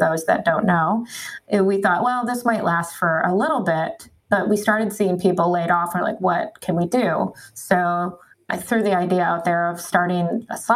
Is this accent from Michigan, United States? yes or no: yes; Michigan, United States; I grew up in Michigan.